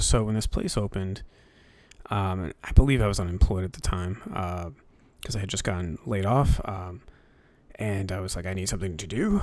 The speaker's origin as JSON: {"language": "English", "region": "New Hampshire", "country": "United States", "tie": "born or raised there", "said": "I grew up in New Hampshire, so, um, there's not a lot to do up here"}